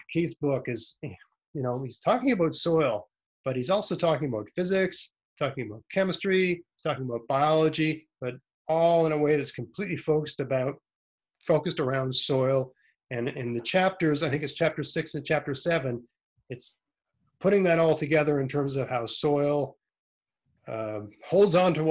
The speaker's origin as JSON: {"language": "English", "region": "Nova Scotia", "country": "Canada", "also_born_or_lived": "Ontario", "accent": "Nova Scotia", "said": "I'm from Eastern Canada, but I, I, lived in Ontario for six years, which sort of smoothed out my, you know, uh, rough uh, Nova Scotia accent."}